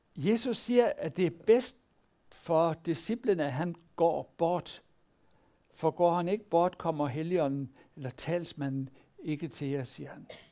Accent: Denmark

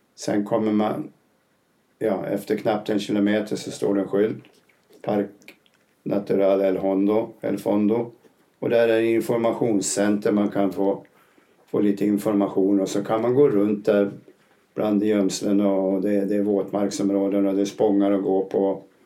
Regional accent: northern Uppland, lower Dalälven, Uppsala County, Sweden; moved away as an adult; also born or lived in Gysinge; now in Spain; Jag kommer från norra Uppland vid nedre Dalälven. Jag är 71 år, bor numera i Spanien.

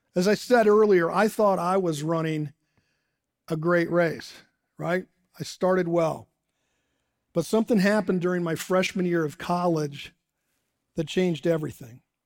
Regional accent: Dayton, Ohio, United States; moved away as an adult; now in Morgantown, United States; I grew up in Dayton, Ohio.

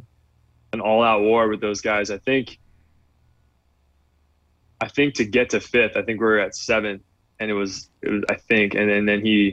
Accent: Redlands, California, United States; now in South Bay, California, United States; I grew up in Redlands, inland

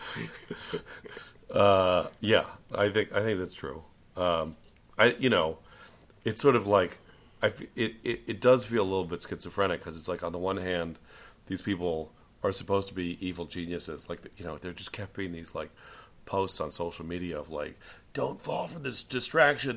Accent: San Francisco, California, United States; as someone from San Francisco

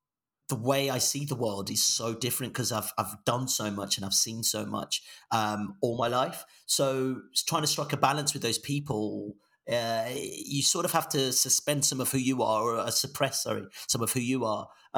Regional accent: Nigeria; also born or lived in Nancy, France / England; So, you know, we grew up in Nigeria. We lived in France for a little bit. My dad was studying in Nancy for a bit in France. Moved back to Nigeria and then we moved to England.

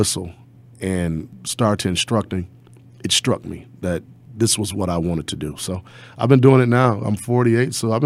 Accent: Detroit, Michigan, United States; grew up in the city of Detroit

